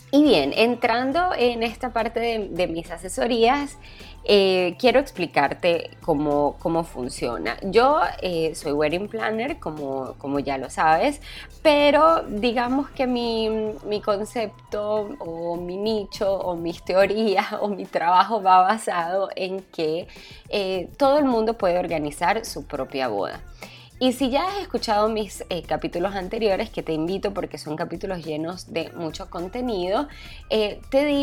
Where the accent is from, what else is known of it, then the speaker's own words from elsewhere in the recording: Venezuela; Ciertos elementos que son importantes para nosotros como venezolanos y que acá me los permitan hacer en una boda.